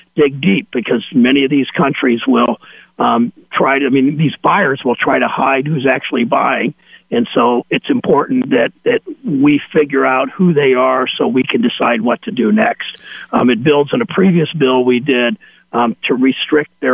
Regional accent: Mansfield, Ohio, United States; where I grew up in Mansfield

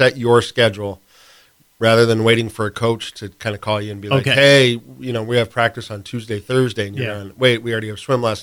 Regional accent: Great Falls, Montana, United States; moved away; my buddies and I from growing up in Montana back in Great Falls

